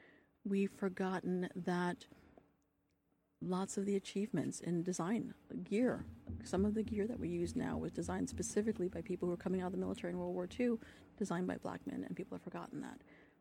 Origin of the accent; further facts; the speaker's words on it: San Diego, California, United States; I'm a military brat. I grew up on the Navy base, mm-hmm. And I grew up in San Diego, surrounded by water.